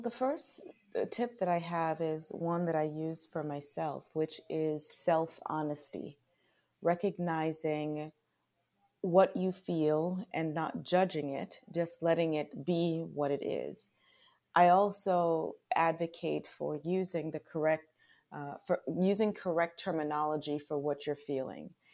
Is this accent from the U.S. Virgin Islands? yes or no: yes; Charlotte Amalie, U.S. Virgin Islands; moved away as an adult; now in United States; I was born in Saint Thomas, Virgin Islands. We are U S territory